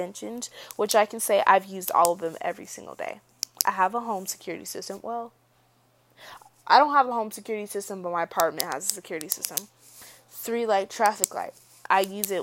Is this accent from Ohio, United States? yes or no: no; Georgia, United States; I was born in the South. I was born in Georgia, so yes, I'm a little Southern girl.